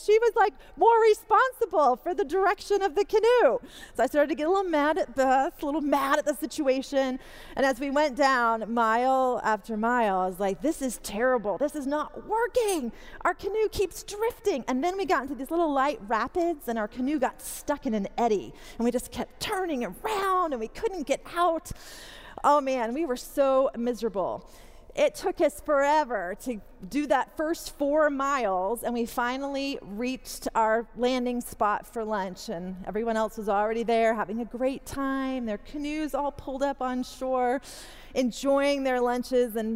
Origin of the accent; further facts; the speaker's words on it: Wilmore, Kentucky, United States; also born or lived in Canada / England / Kansas; So, I'm half South African, born in Canada. I lived in England with my family for a while, then moved to Kansas, moved to Kentucky, right here to Wilmore, when I was about 10 and a half grew up in Wilmore